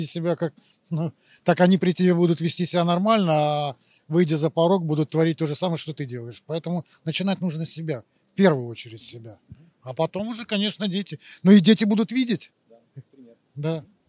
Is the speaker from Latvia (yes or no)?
yes; Riga, Latvia; я из Риги